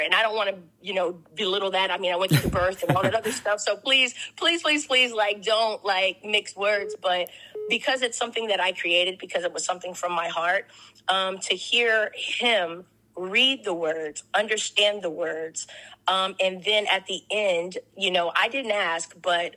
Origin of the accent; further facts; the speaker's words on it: Corpus Christi, Texas, United States; I am a small town girl from Corpus Christi, Texas